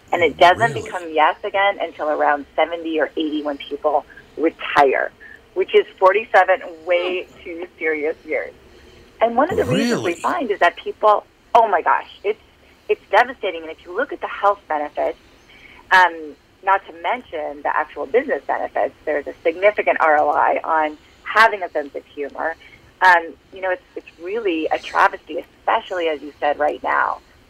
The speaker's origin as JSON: {"language": "English", "region": "Minnesota", "country": "United States", "said": "I am from Minnesota, 60% of your audience, I think, is as well."}